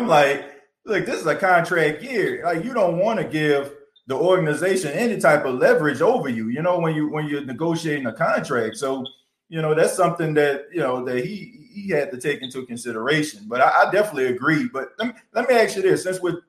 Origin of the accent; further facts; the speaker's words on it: New Orleans, Louisiana, United States; So I'm originally from New Orleans. So the Saints is in my blood.